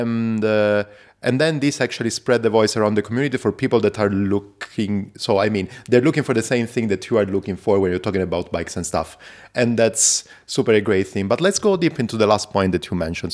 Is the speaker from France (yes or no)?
no; Zurich, Switzerland; I come from Zurich.